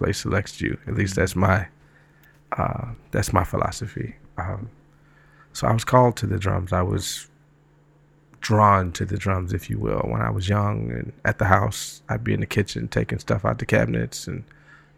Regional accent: Detroit, Michigan, United States; moved away as an adult; also born or lived in Atlanta, Georgia; now in New York, United States; I was born in Detroit, grew up there, stayed

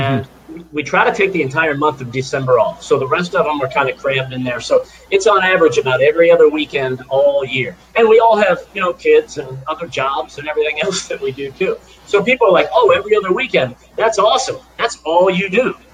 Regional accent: South Florida, United States; a kid growing up in South Florida

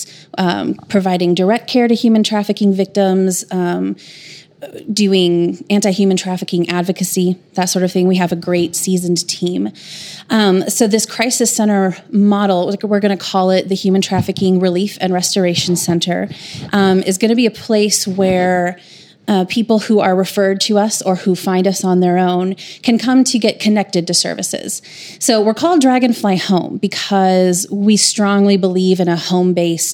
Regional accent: Des Moines, Iowa, United States; moved away as an adult; now in Tulsa, United States; I'm from Des Moines, Iowa, and I moved to Tulsa in 2008 to go to TU Law School.

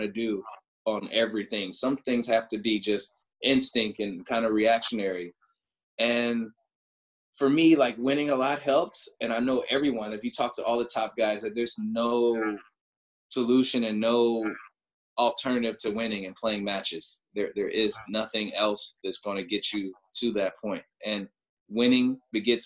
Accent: Chicago, Illinois, United States; I grew up in the Midwest, so like Chicago, like Illinois

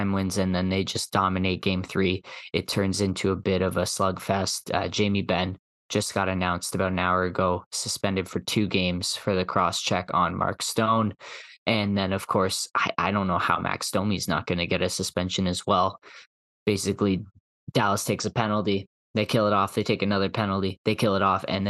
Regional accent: Canada; as Canadian hockey fans

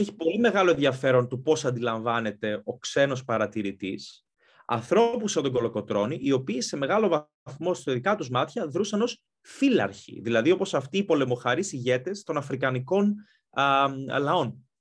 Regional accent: Greece; moved away as an adult; also born or lived in Athens, Greece / London, United Kingdom; now in United Kingdom; μεγάλωσα στην Ελλάδα, σπούδασα στην Ελλάδα

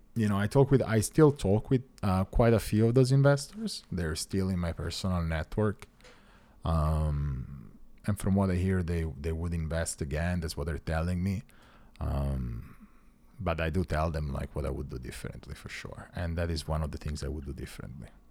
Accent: Italy; moved away as an adult; now in United States; I'm an Italian citizen

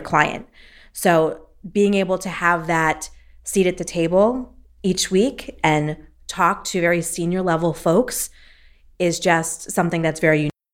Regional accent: Philadelphia, Pennsylvania, United States; I'm a senior customer success manager with Accelerate, and I'm from Philadelphia, Pennsylvania

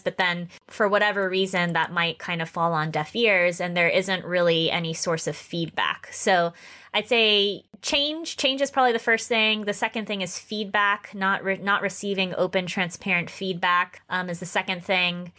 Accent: West Palm Beach, Florida, United States; moved away as an adult; now in Japan; I am originally from Florida, West Palm Beach, Florida

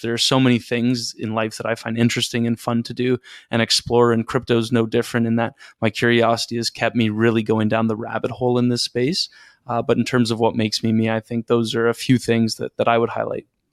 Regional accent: just outside Toronto, Ontario, Canada; now in Toronto, Canada; I'm Canadian. I grew up just outside Toronto. I live in Toronto now.

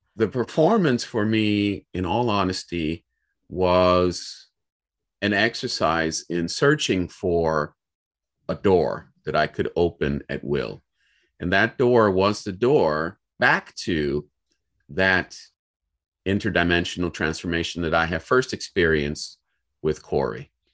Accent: Cleveland, Ohio, United States; I'm from Cleveland, Ohio

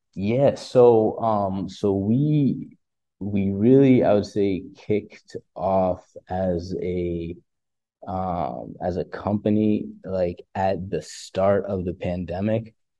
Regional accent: Farmington, Connecticut, United States; also born or lived in Pennsylvania; I'm from, um, Farmington, Connecticut originally. Um, born and raised in Connecticut

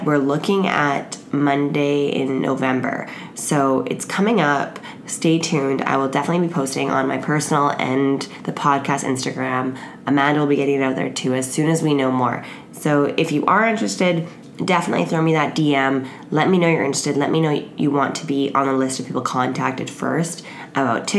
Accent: Canada; I'm Canadian and most of my friends are Canadian

